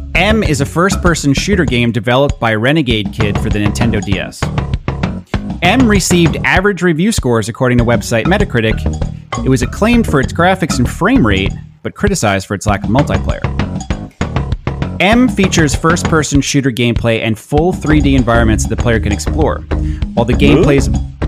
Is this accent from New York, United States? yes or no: yes; Long Island, New York, United States; I'm very from Long Island. I do a lot to cover it up.